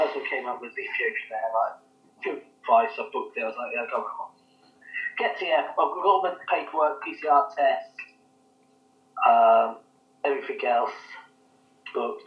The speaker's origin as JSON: {"language": "English", "country": "United Kingdom", "moved": "yes", "lives_now": "Kenya", "said": "I'm British"}